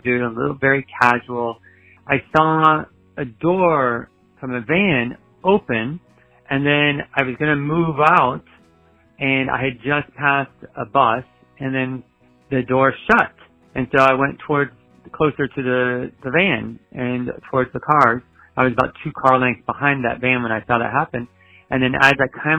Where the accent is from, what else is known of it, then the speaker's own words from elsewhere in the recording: United States; I'm from the United States